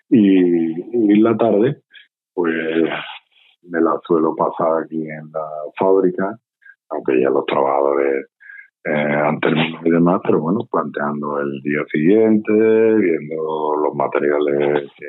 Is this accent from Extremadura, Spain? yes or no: no; Lantejuela, Andalusia, Spain